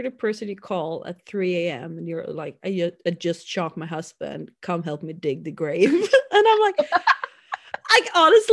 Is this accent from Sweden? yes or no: yes; Sweden; growing up in my hometown